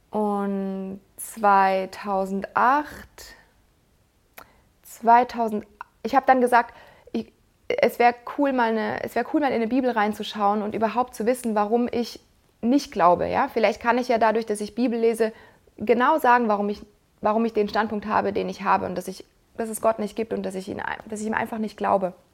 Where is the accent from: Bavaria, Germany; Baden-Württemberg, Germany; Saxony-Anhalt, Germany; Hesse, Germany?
Baden-Württemberg, Germany; Mannheim; ich bin in Mannheim aufgewachsen und wir haben dort den Neckar und den Rhein.